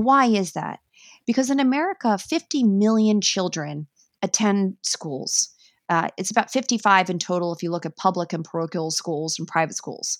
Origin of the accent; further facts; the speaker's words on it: New York, United States; I am a New Yorker